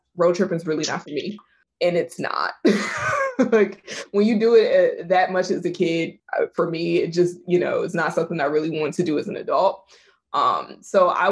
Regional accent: Virginia, United States; I grew up in Virginia

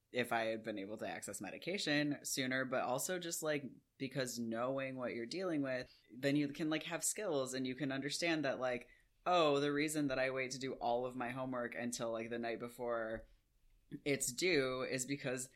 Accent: United Kingdom; we're British

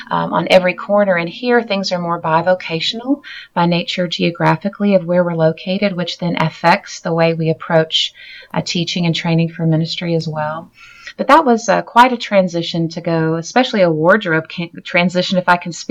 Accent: Virginia, United States; also born or lived in Roanoke, Virginia; now in Kansas City, United States; So I grew up in Virginia, though, okay. and uh, was born in Roanoke, Virginia.

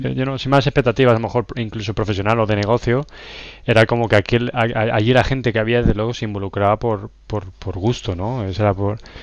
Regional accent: La Roda, Castilla-La Mancha, Spain; moved away; also born or lived in London; soy de La Roda, Albacete, Castilla-La Mancha

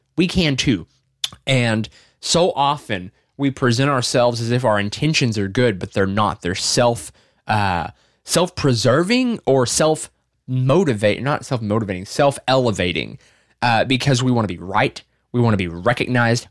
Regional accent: Arkansas, United States; I'm from Arkansas. I'm not from New York.

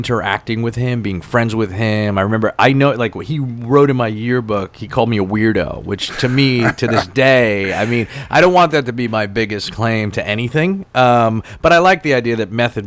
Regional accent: New York City, New York, United States; where I grew up in Staten Island

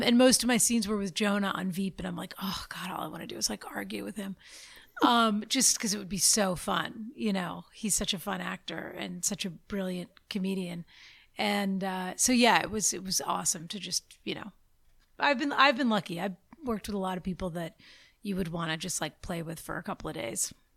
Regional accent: Boston, Massachusetts, United States; now in Los Angeles, United States; I grew up in Boston

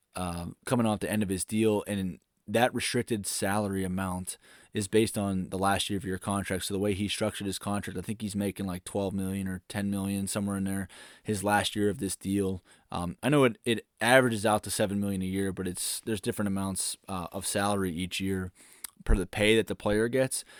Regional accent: Pittsburgh, Pennsylvania, United States; growing up in Pittsburgh

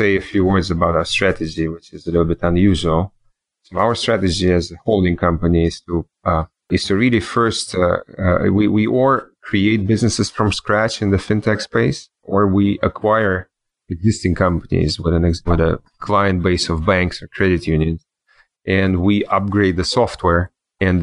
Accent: Switzerland; also born or lived in New York / Germany / Russia / Israel; now in Miami, United States; I grew up in Switzerland and in New York, Switzerland.

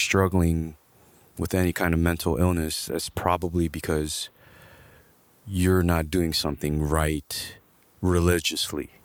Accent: Los Angeles, California, United States; also born or lived in Glendale; grew up in Los Angeles, more towards East L A. I grew up in Echo Park

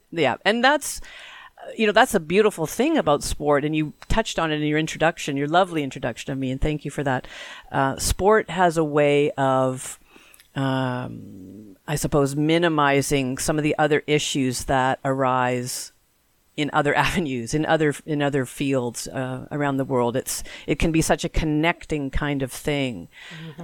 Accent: Canada; we are Canadian after all.

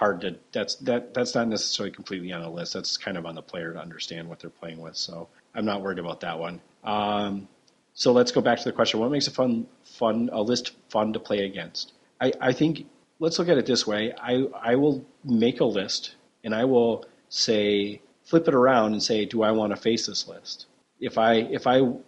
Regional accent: Minnesota, United States; as a Minnesotan

